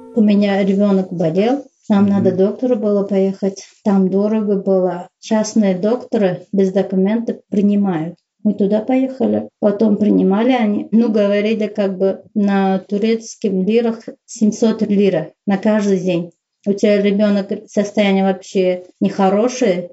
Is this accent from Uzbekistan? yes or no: yes; Uzbekistan; Russian is a second language; moved away as an adult; also born or lived in Saint Petersburg / Syria; Я сказала, что я узбечка, я узбе- в Узбекистане живу